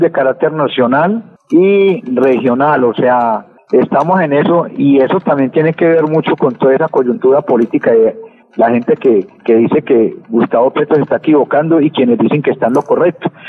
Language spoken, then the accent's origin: Spanish; Colombia; como colombiano